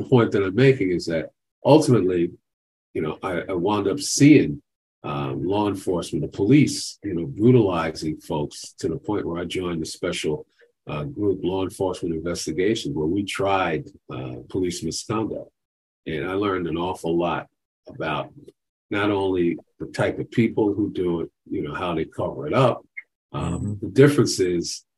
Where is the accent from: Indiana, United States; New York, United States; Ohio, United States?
New York, United States; New York City; also born or lived in Boston; I wanted to go back to my hometown and make a difference. So I went back to Brooklyn, New York